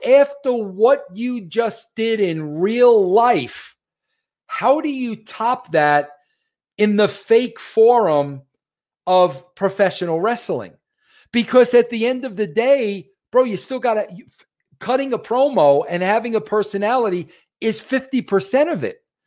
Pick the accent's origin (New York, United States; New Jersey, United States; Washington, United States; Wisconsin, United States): New York, United States; I'm a New Yorker